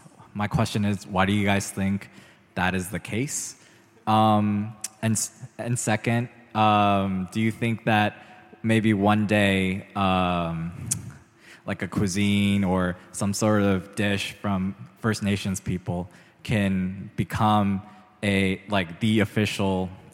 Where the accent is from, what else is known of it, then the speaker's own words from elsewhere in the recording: Australia; So I'm an outsider from Australia, and for me, when it comes to culture, food comes up to mind.